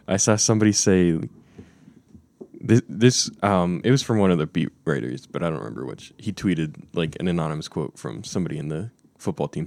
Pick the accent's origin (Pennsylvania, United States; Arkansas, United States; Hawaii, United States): Pennsylvania, United States; Western; I'm from Western P